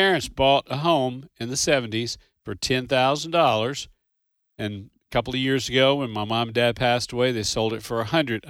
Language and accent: English; Owensboro, Kentucky, United States; where I was born and raised in Owensboro, Kentucky.